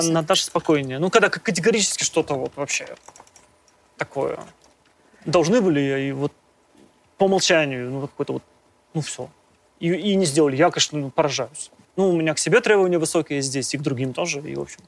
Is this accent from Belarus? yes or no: no; Kirov, Kirov Oblast, Russia; moved away; когда ты родился, допустим, в, в глубокой провинции, я, я из города Кирова, то есть просто я не, не, не москвич